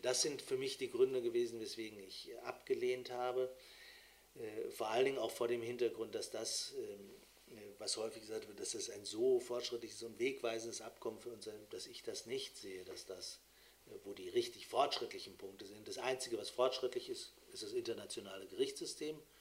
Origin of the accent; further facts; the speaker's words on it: Bremen, Germany; würde ich als Bremer